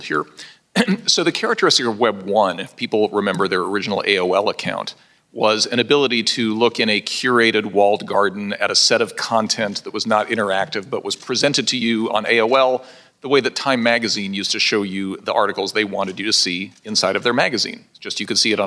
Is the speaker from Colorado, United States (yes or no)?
yes; Pueblo, Colorado, United States; my hometown of Pueblo, Colorado